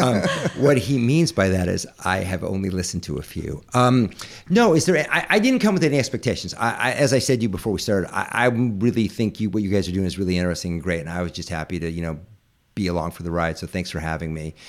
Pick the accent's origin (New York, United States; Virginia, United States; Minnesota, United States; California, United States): California, United States; Northern; I was raised in Northern California in a very upper middle class family